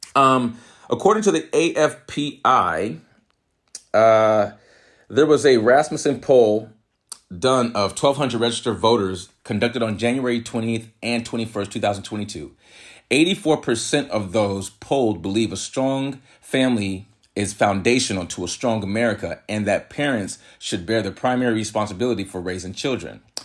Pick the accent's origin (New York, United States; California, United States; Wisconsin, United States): California, United States; San Jose; also born or lived in San Francisco; I was born in San Francisco, raised in San Jose, California